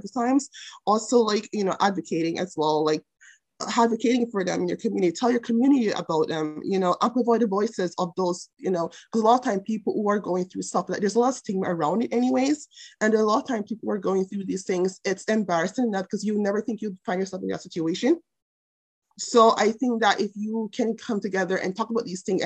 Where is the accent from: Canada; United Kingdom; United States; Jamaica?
Jamaica; moved away; I grew up in Jamaica with a mom, single mom